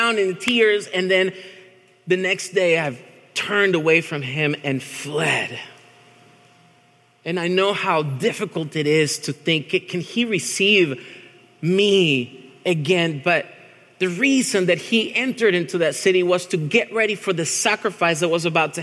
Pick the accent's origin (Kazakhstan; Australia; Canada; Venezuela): Venezuela; moved away; I'm from Venezuela, which is like an 8-hour plane ride from Argentina